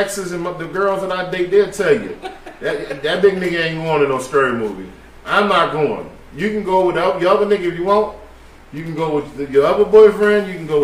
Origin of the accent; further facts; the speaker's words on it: Maryland, United States; not where I'm from.